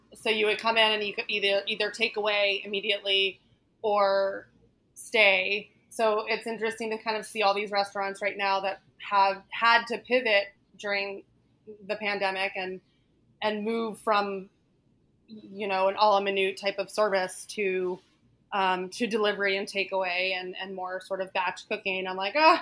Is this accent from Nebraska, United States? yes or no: no; Northern Virginia, United States; now in New York City, United States; I grew up in Northern Virginia, um, right outside of DC.